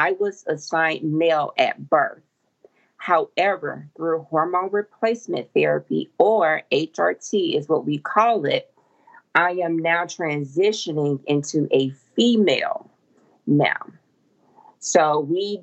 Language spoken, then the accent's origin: English; Macon, Georgia, United States; now in Atlanta, United States; here in Atlanta and also in my hometown, Macon